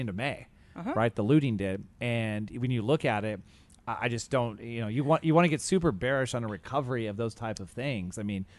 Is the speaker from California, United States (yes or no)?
yes; Santa Monica, California, United States; in my hometown of Santa Monica